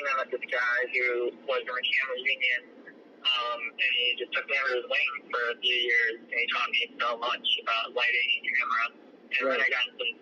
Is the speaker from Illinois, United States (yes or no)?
yes; Rockford, Illinois, United States; growing up in Rockford, I didn't see filmmaking as a viable career